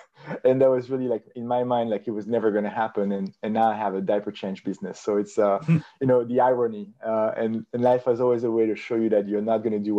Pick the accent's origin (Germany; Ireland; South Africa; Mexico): South Africa; So Nico, I'm from South Africa